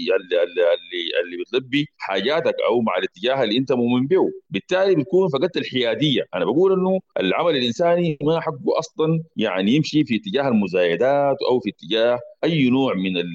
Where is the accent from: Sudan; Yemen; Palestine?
Sudan; عندنا في السودان